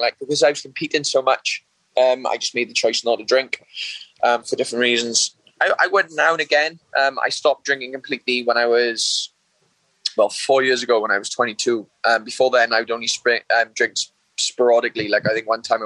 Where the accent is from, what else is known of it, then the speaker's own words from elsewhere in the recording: Wales, United Kingdom; I grew up from a local town in Wales. It's a small town.